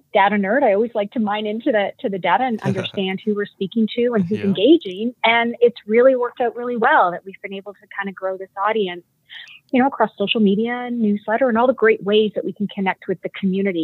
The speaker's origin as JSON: {"language": "English", "country": "Canada", "accent": "Canadian", "moved": "as an adult", "lives_now": "California, United States", "said": "you'll hear my Canadian when I say about"}